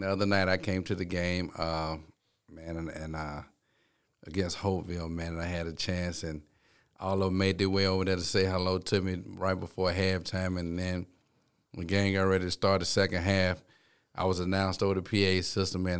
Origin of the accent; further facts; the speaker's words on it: Town Creek, Alabama, United States; growing up in Town Creek, it, it was so small